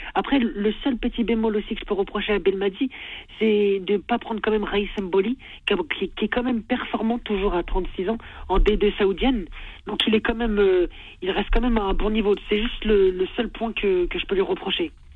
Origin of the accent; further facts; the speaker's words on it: Algeria; en tant qu'Algérien